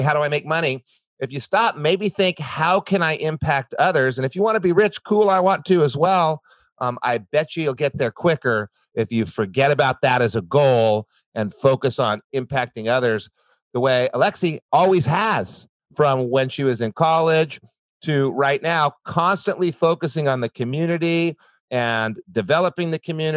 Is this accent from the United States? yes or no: yes; New Mexico, United States; I grew up in New Mexico